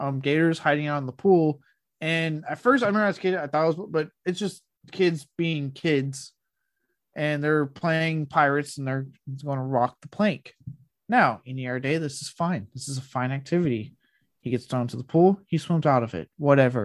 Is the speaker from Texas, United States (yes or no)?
yes; Blanco, Texas, United States; Even when I lived in Blanco, growing up in Blanco with the river